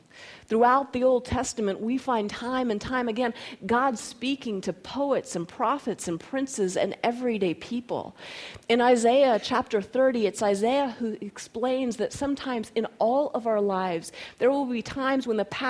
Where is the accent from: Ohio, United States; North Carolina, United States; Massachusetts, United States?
North Carolina, United States; also born or lived in Florida / Colorado; even though I was born in Florida and grew up in North Carolina and primarily spent my formative years in Colorado